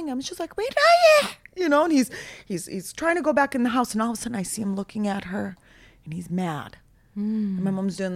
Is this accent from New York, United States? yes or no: no; Minneapolis, Minnesota, United States; also born or lived in Damascus, Syria; I grew up in Minneapolis, Minnesota